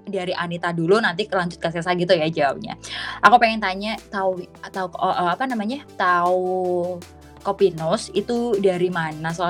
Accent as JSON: {"language": "Indonesian", "town": "Kediri", "region": "East Java", "country": "Indonesia", "said": "aku asalnya itu dari Kediri Jawa Timur. Mungkin ini kota yang cukup kecil dan belum terlalu dimengerti oleh banyak orang."}